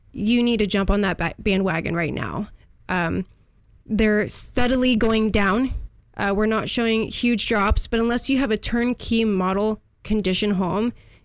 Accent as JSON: {"language": "English", "town": "Huntington Beach", "region": "California", "country": "United States", "tie": "born or raised there", "said": "Yes, I was born in Huntington Beach. The furthest south I've made it is now in San Clemente. I'm raising my family here."}